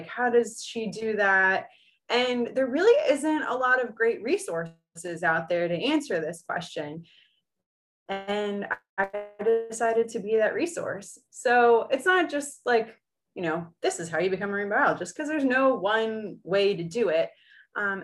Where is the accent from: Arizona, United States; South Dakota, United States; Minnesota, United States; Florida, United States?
Florida, United States; East Coast of; I grew up on the East Coast of Florida.